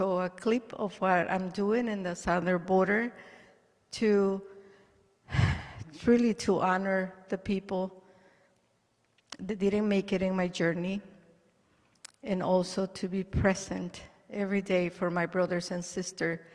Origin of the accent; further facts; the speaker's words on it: El Salvador; now in United States; I am from El Salvador. And I have been in this country. They gave me a home, a second home, for 41 years.